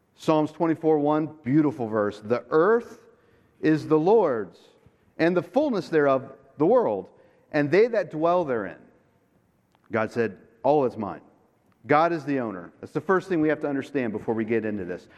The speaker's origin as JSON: {"language": "English", "town": "Jupiter", "region": "Florida", "country": "United States", "said": "I am from Florida, from Jupiter, Florida"}